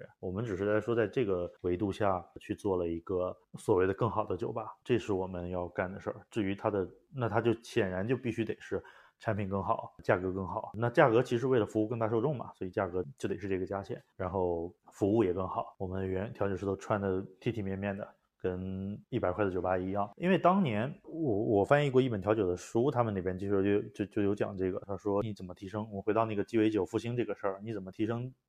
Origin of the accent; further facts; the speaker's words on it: China; 可是因为我中国人不去，没大不习惯